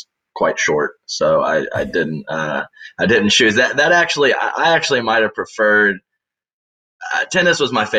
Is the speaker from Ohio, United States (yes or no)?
no; Houston, Texas, United States; also born or lived in Charleston, West Virginia; I was born in Charleston, West Virginia, actually. There is a big DuPont plant there, and that's the company my dad worked for. So was there through third grade, and then in fourth grade I moved to Houston, and that's been my home base pretty much ever since